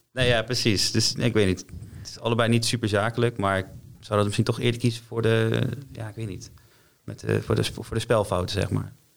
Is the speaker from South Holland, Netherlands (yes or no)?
no; Apeldoorn, Gelderland, Netherlands; Ik kom uit Apeldoorn